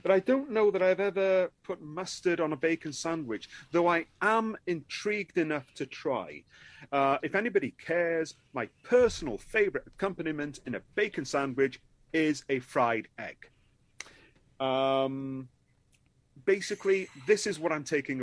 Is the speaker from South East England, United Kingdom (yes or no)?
no; Wales, United Kingdom; the one guy in all of Wales